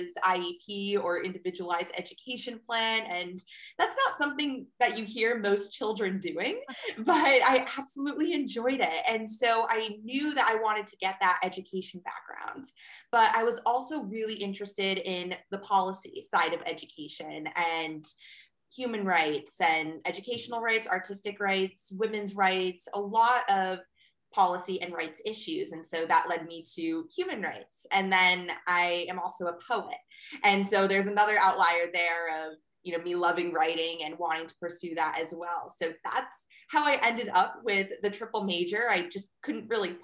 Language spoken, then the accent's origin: English; Bristol, Connecticut, United States; I'm from Bristol, Connecticut, born and raised.